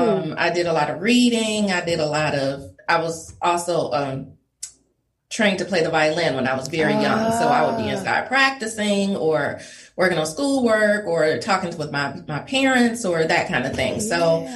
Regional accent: Detroit, Michigan, United States; Detroit, Michigan, born and raised.

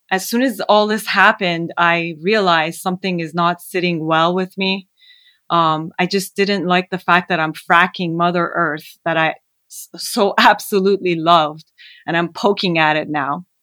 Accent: Canada; also born or lived in Iran; Well, I was born in Iran, and f- during the war, we fled to Canada. Um, however, we would go back and forth from Canada to Iran during the war

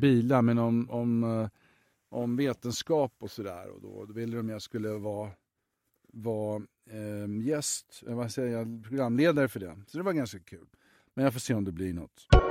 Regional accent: Sweden; moved away; hemma i Sverige

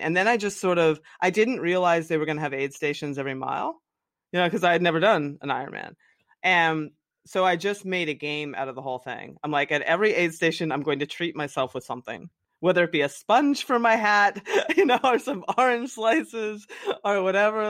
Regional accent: the Poconos, Pennsylvania, United States; I grew up in the Poconos in Pennsylvania, just like a little coal town.

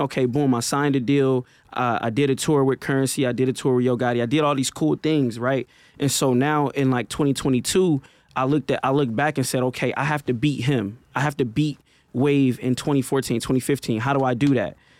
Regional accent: Milwaukee, Wisconsin, United States; a kid from North Side of Milwaukee

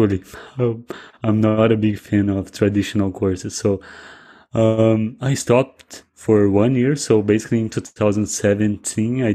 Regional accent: South Region, Brazil; English is a second language; I am from Brazil. I live in a small town in the countryside, south of Brazil.

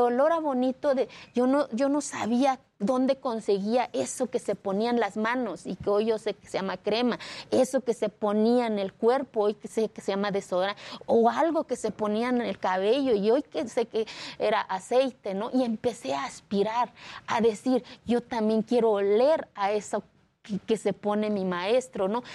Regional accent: Mexico; Spanish is a second language; moved away; also born or lived in Mexico City; hace 14 años mi pueblo no existía en el mapa de este país

